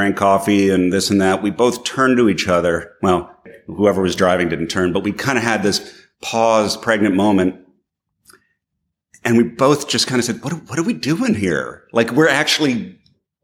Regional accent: New York, United States; I'm from New York

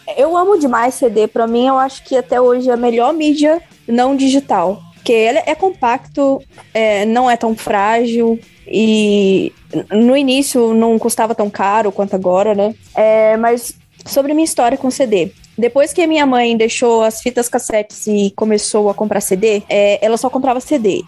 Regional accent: Campos dos Goytacazes, Rio de Janeiro, Brazil; now in São Paulo, Brazil; em Campos, no interior do Rio, onde eu nasci

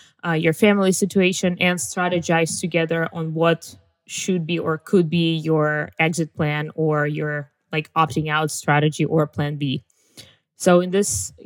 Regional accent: Russia; moved away as an adult; also born or lived in United States; being a Russian tourist in the US

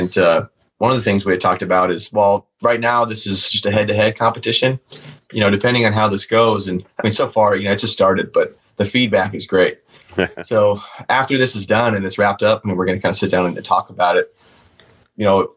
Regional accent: Washington, United States; moved away; We're both originally from Washington State.

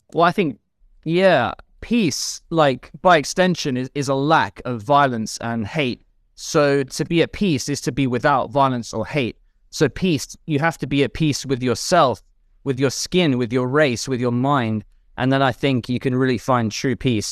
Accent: London, United Kingdom; I grew up in London

